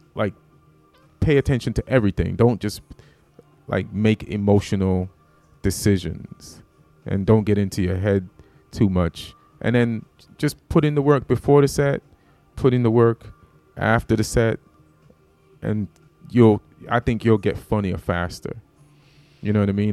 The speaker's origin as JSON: {"language": "English", "country": "Jamaica", "also_born_or_lived": "New York", "moved": "yes", "said": "I'm from Jamaica, so that material was about me being Jamaican."}